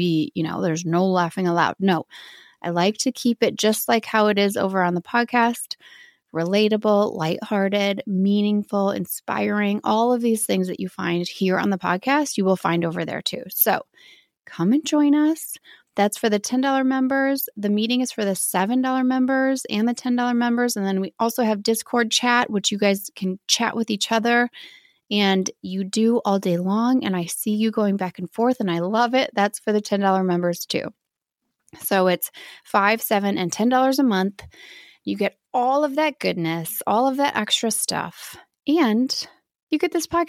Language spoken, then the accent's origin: English; Midwest, United States